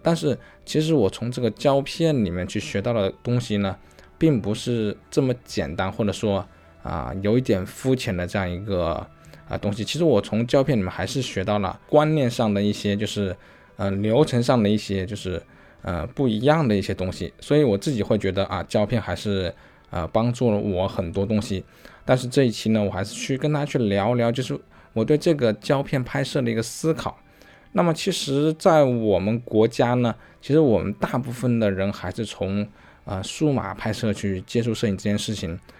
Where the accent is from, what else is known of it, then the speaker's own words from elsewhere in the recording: China; 我们中国人有自己中国人的一些特质